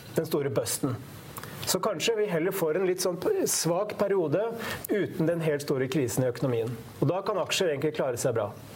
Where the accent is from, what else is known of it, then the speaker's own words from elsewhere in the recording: Hamar, Innlandet, Norway; som vi sier på Hamar, der jeg kommer fra